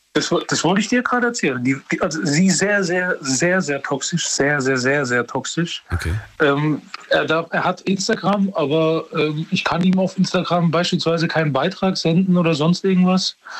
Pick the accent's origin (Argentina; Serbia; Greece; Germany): Serbia; moved away; Ich, ich bin aber Serbe. Ich komme aus Serbien